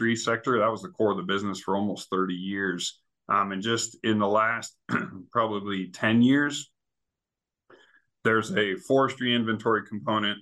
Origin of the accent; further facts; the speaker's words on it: Idaho, United States; my brother and I, we were born and raised in Idaho